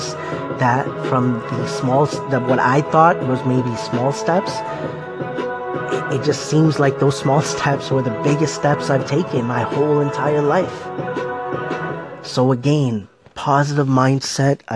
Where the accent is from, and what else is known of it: Scarborough, Ontario, Canada; born or raised there